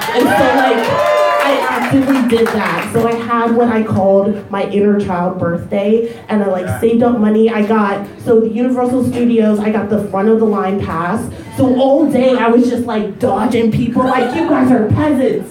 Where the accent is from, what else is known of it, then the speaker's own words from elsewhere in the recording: Ohio, United States; I grew up in Ohio